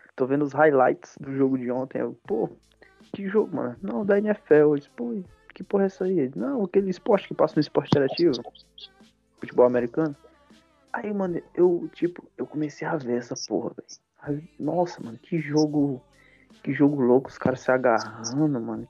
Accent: Ceará, Brazil; eu sou cearense

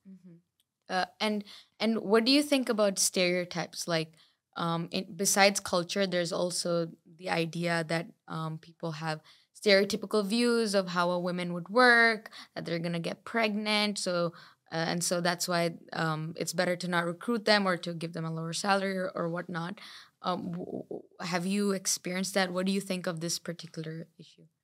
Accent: Dubai, United Arab Emirates; I come from Dubai

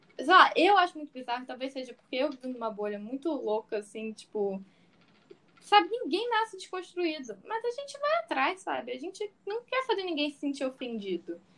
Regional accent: Rio de Janeiro, Brazil; eu sou do Rio de Janeiro

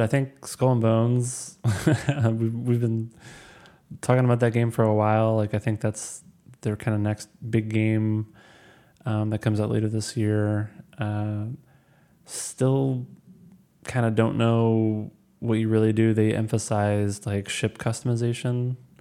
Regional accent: Missouri, United States; I'm from Missouri

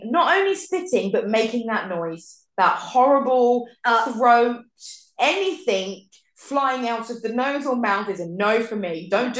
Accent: England, United Kingdom; And I'm English.

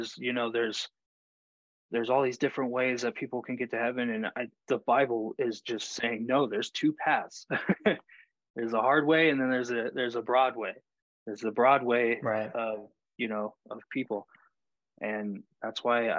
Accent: Texas, United States; when I grew up in the South, like in Texas

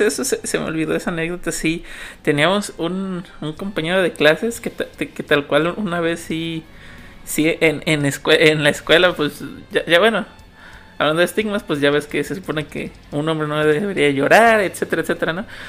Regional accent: Mexico; uno como mexicano

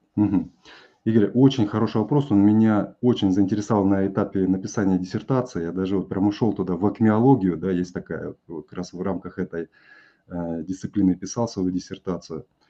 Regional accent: Kazakhstan; Я вырос в Казахстане

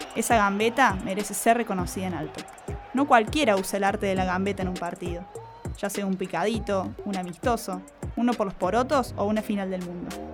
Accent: Río Cuarto, Córdoba, Argentina; nosotros somos de Banda Norte

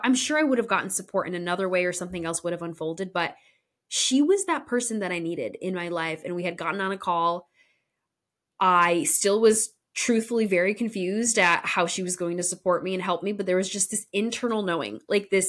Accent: Connecticut, United States; My hometown in Connecticut neighbored actually the town that my parents currently live

